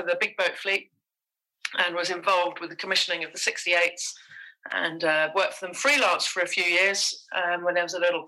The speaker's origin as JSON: {"language": "English", "area": "Somerset Levels", "region": "South West England", "country": "United Kingdom", "tie": "born or raised there", "also_born_or_lived": "Reading", "said": "my grandfather had a farm, and in times to come, my father took over the farm, and I spent all my early years and my teenage years in the middle of the Somerset Levels"}